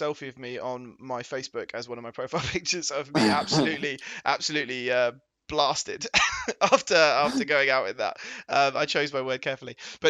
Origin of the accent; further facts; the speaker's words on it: England, United Kingdom; I'm English, mate.